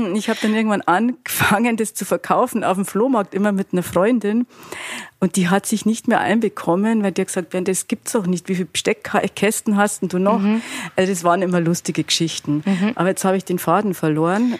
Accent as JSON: {"language": "German", "area": "Altötting district", "region": "Bavaria", "country": "Germany", "tie": "born or raised there", "moved": "yes", "lives_now": "Munich, Germany", "said": "jetzt komme ich auch noch aus Altötting, oder aus dem Landkreis"}